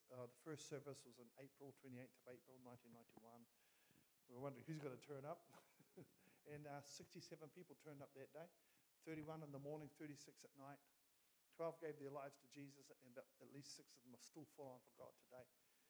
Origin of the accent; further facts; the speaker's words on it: Gisborne, New Zealand; So we come from Gisborne. It's a bit wet up there at the moment we're here.